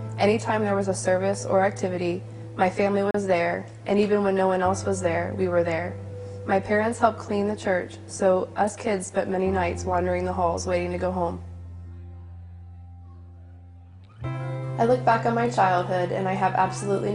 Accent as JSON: {"language": "English", "town": "Huber Heights", "region": "Ohio", "country": "United States", "tie": "born or raised there", "said": "I grew up here in Heber Heights in a pretty amazing family"}